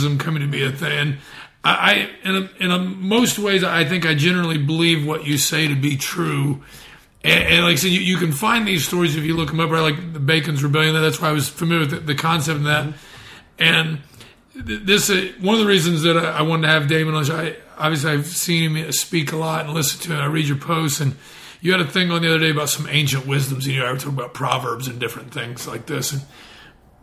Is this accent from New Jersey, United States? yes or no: no; Indiana, United States; I'm from Indiana